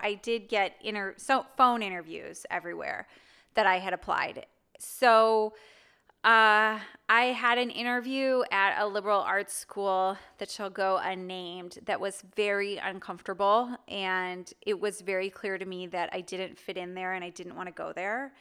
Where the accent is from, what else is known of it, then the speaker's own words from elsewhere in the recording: Wilmette, Illinois, United States; moved away as an adult; also born or lived in Manchester; now in Nashville, United States; I grew up in Wilmette, Illinois, which is north of Chicago.